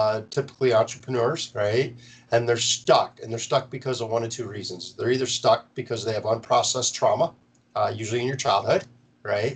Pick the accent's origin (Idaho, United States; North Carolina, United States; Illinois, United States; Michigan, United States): Michigan, United States; Marlette; now in Florida, United States; my hometown